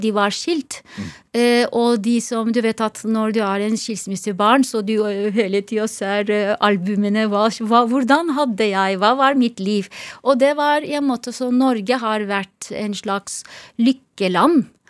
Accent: Izmir, Turkey; Norwegian is a second language; also born or lived in Istanbul; now in Norway; Jeg er oppvokst i Izmir og Istanbul. To steder.

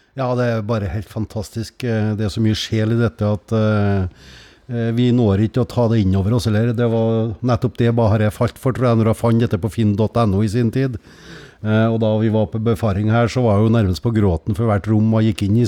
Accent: Skogn, Trøndelag, Norway; er fra Skogn

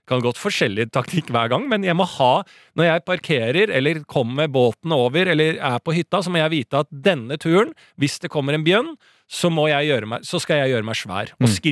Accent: Norway; det privilegiet vi har vokst opp med i Norge.

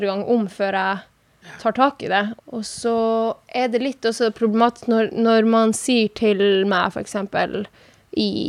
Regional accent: Norway; first language Sami; Norwegian is a second language; hvis jeg lager samisk musikk, som er mitt morsmål, så blir jo det ansett som en politisk statement.

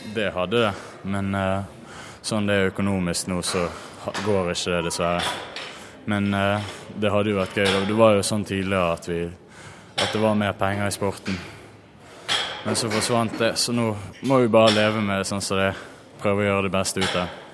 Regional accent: Norway; hjemme i Norge

